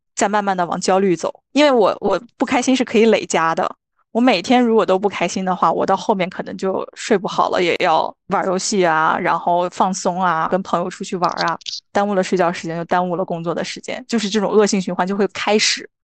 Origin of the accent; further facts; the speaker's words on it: Qingdao, Shandong, China; moved away as an adult; now in Australia; 我是青岛人嘛